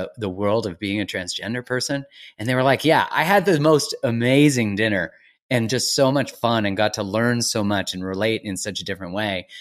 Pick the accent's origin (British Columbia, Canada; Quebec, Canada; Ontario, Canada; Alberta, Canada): British Columbia, Canada; Vancouver; I'm from Vancouver